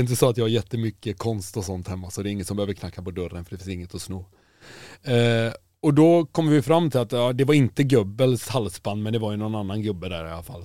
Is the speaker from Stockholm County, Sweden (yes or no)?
no; Kungälv, Västra Götaland, Sweden; Jag är från Kungälv